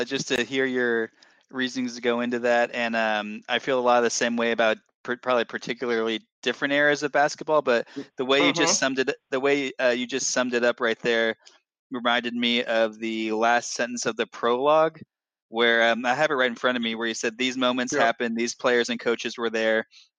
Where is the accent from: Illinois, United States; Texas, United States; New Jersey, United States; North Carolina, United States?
Texas, United States; Dallas; I'm in born and raised in Dallas